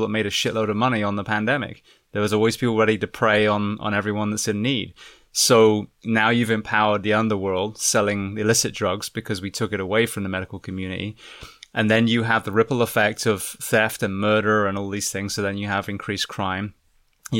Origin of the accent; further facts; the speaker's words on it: United Kingdom; now in United States; as a Brit working in the US